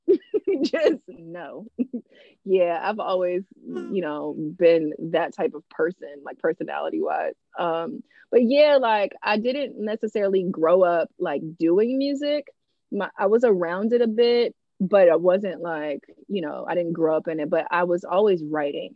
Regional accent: East Coast, United States; also born or lived in Philadelphia (family); I'm from the East Coast

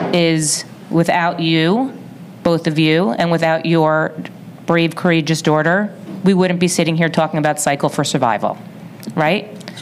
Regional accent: Livingston, New Jersey, United States; I was born and bred in Livingston, New Jersey

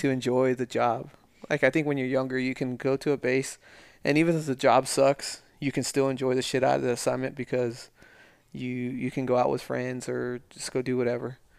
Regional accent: El Paso, Texas, United States; moved away; also born or lived in Las Vegas; growing up in El Paso

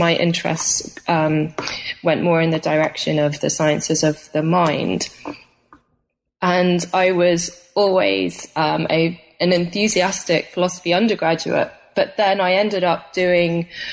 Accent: United Kingdom; moved away as an adult; I'm from Britain originally

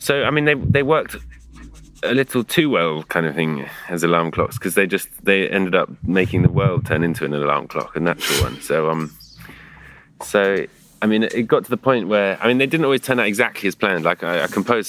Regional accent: London, United Kingdom; Where I grew up in London, my street used to basically have the river running right outside it

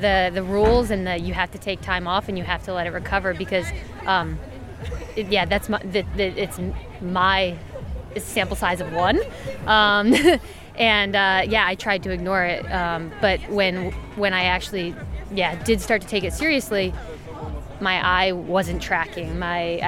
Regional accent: United States; being an American

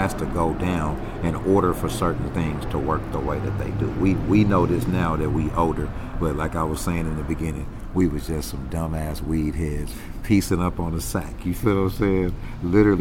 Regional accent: Carson, California, United States; Born and raised. Carson

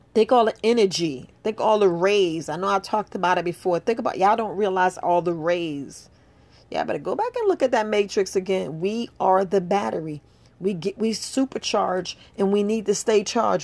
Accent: New York City, New York, United States; moved away as an adult; I grew up in New York. I grew up right there in the Bronx.

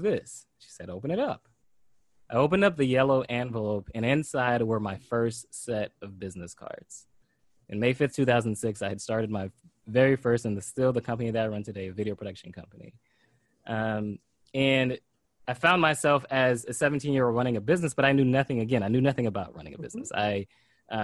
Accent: Pompano Beach, Florida, United States; as an 8-year-old kid, I grew up in Pompano Beach, Florida

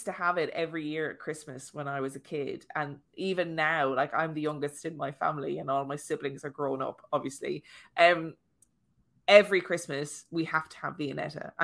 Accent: Ireland; moved away; my chipper in my hometown, which is called Eddie Phelan's

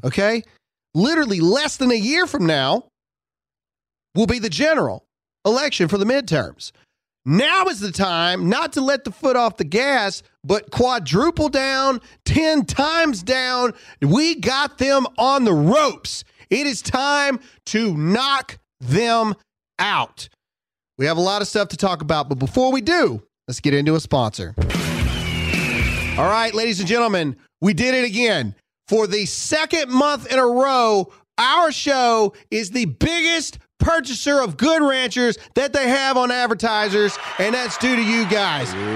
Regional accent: Mississippi, United States; I was from Mississippi

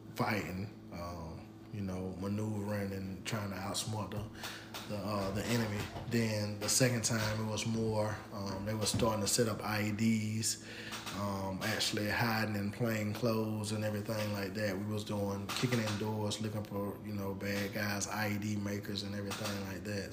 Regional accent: Pensacola, Florida, United States; I'm from Pensacola, Florida

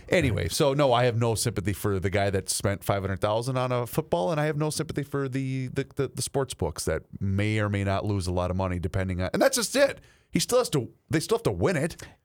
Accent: Faribault, Minnesota, United States; moved away; the Tetzlaff family down there in Faribault, Minnesota, my hometown

